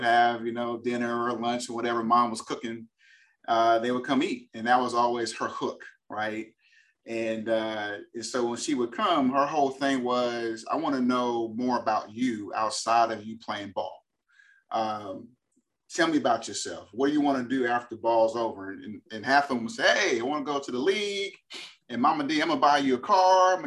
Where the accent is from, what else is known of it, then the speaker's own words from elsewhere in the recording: Berkeley, California, United States; moved away as an adult; also born or lived in Boston, Massachusetts; now in Texas, United States; born and raised in Berkeley, California. California kid living in Texas